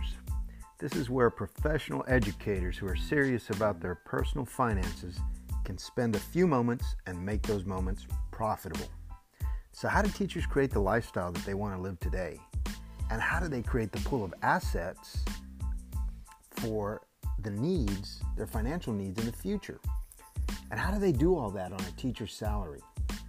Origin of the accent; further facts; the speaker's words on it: Texas, United States; my home state of Texas